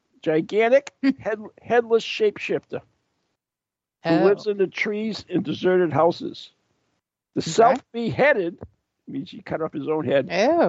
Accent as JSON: {"language": "English", "country": "Poland", "said": "Poland, my home country"}